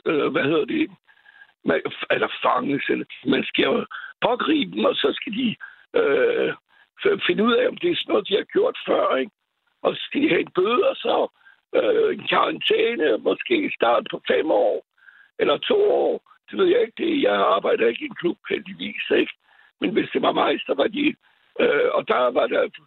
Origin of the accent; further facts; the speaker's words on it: France; now in Copenhagen, Denmark; jeg er franskmand